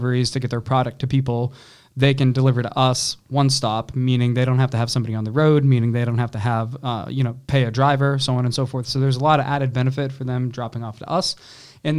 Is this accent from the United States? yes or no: yes; New Hampshire, United States; moved away as an adult; now in North Carolina, United States; We're from New Hampshire